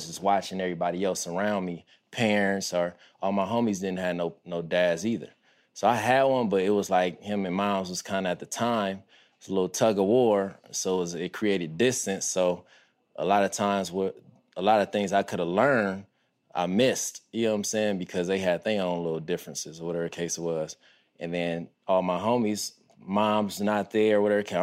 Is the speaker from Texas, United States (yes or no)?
no; Compton, California, United States; I witnessed the … … era. And I grew up on Harris. So all the way south of Harris is Kelly Park.